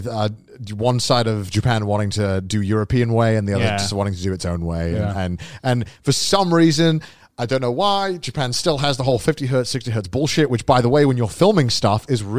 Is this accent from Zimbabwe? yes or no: no; United Kingdom; I'm British. We make the joke. You can mock the UK.